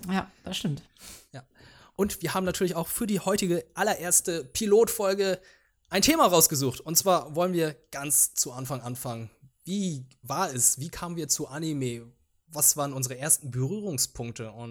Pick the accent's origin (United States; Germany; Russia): Germany; first language Vietnamese; ich bin ja zweisprachig aufgewachsen, überwiegend vietnamesisch und bei uns lief dann die ganze Zeit der Fernseher, weil ich dann dementsprechend auch ein bisschen Deutsch dabei gelernt habe